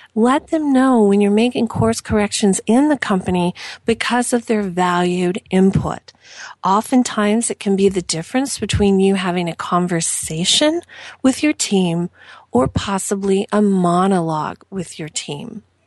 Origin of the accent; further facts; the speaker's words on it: Southern Indiana, United States; I am from Southern Indiana